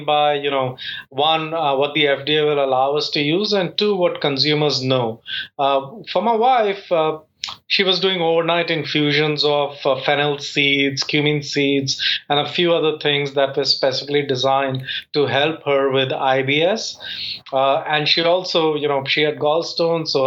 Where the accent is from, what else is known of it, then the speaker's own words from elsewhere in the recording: India; now in Atlanta, United States; I've called Atlanta home for 20 years, but yes, I'm from India